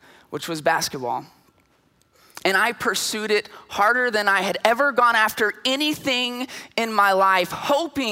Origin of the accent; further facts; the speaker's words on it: Lampasas, Texas, United States; now in San Antonio, United States; I'm from Lampasas. And in Lampasas, having a letter jacket with your name on the back of it is a huge deal